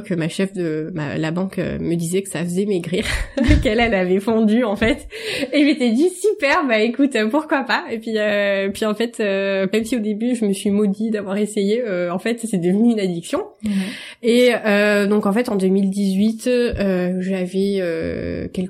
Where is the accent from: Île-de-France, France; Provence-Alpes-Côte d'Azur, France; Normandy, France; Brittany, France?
Provence-Alpes-Côte d'Azur, France; Marseille; je suis marseillaise